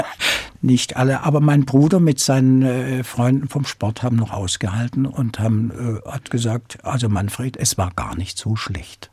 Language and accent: German; Böblingen, Baden-Württemberg, Germany; also born or lived in Black Forest; in meiner Geburtsstadt Böblingen